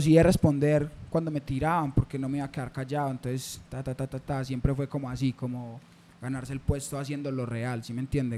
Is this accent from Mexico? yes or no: no; Medellín, Antioquia, Colombia; also born or lived in Caicedo, Antioquia; yo me crié acá, yo me crié en San Javier